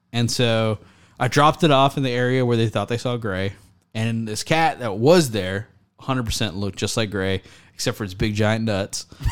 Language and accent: English; Texas, United States; I'm from Texas